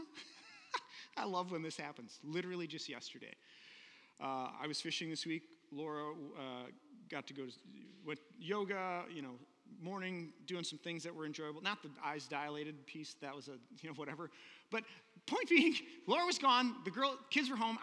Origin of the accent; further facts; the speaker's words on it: United States; American Western Christians